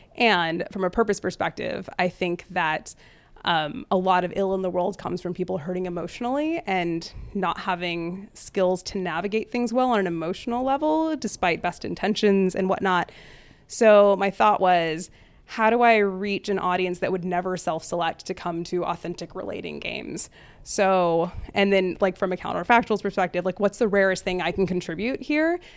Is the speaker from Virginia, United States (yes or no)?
no; border town with Mexico, Texas, United States; fifth generation Texan of Scottish Irish descent, raised Hindu and Episcopalian in a Catholic area. Uh, I was raised in the, on a border town with Mexico